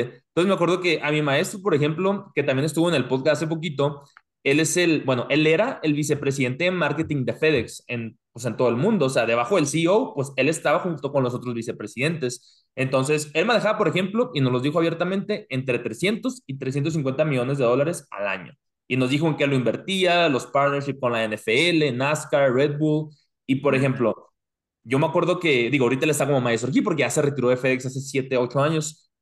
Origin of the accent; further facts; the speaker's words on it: Mexico; now in United States; nosotros como mexicanos, y yo me incluyo